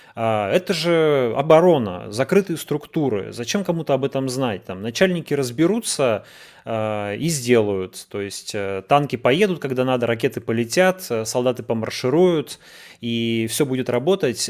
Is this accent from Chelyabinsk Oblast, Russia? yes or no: no; Yekaterinburg, Sverdlovsk Oblast, Russia; я из Екатеринбурга, и это, в общем-то, как бы наше детище